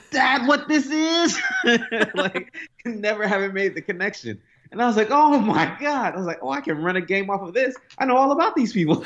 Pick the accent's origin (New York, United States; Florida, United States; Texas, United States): New York, United States; New York City; I grew up in Brooklyn